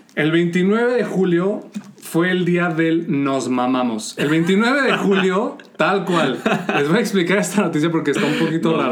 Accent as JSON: {"language": "Spanish", "town": "León", "region": "Guanajuato", "country": "Mexico", "said": "nosotros somos de León, Guanajuato"}